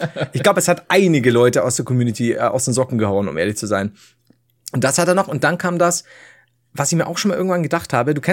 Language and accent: German; Nuremberg, Bavaria, Germany; Allerdings möchte ich betonen, dass ich als Nürnberger im Ernstfall natürlich Team Heider bin.